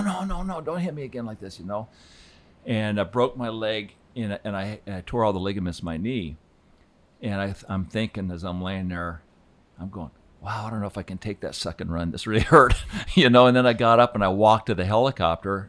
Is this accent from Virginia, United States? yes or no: no; Aspen, Colorado, United States; also born or lived in Fort Collins, Colorado / Laramie, Wyoming; growing up in Aspen